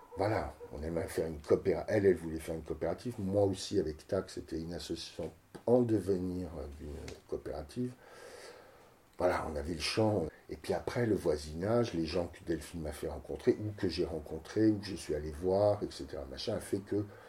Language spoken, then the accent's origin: French; Cannes, Provence-Alpes-Côte d'Azur, France; moved away as an adult; also born or lived in Nice / Paris / Marseille; now in Saint-Brès, France; je suis né à Cannes, j'ai fait mes études à Nice, je suis parti à Paris travailler comme danseur